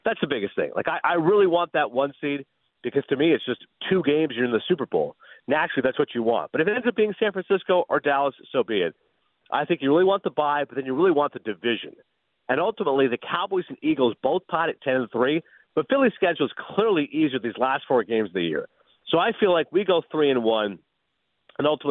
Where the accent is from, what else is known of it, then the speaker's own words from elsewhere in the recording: Eastern Ontario, Canada; also born or lived in Toronto; as a teenager growing up in Eastern Ontario